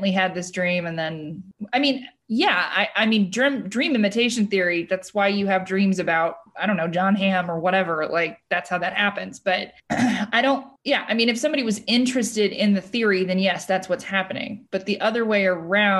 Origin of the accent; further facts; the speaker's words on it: Huntington Beach, California, United States; I'm from Huntington Beach